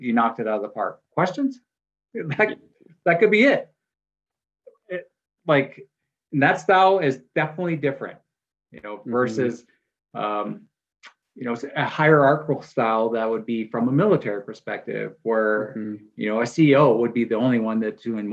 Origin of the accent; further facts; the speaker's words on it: Wisconsin, United States; moved away; also born or lived in Pacific Northwest; I grew up in a dairy community. I'm originally from Wisconsin.